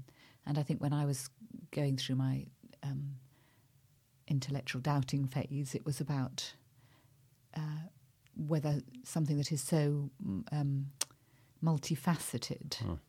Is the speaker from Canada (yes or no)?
no; South India, India; Well, I mean, I grew up in South India. My parents were missionaries in South India.